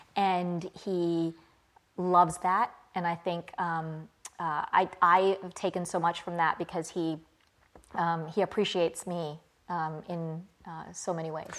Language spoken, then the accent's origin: English; Clarksville, Virginia, United States; also born or lived in Birmingham, England; I grew up, I was born in England. I grew up in a small town in Virginia called Clarksville.